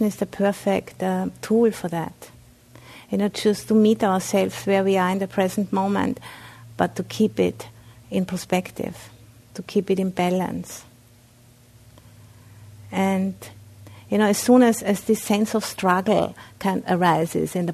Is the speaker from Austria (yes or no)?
yes; Austria; English is a second language; moved away; I'm originally from Austria, so I have a bit of an accent.